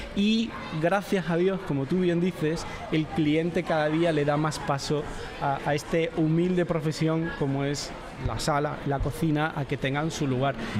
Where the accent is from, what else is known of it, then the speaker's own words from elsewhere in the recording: Andalusia, Spain; estoy enamorado de mi tierra, de Andalucía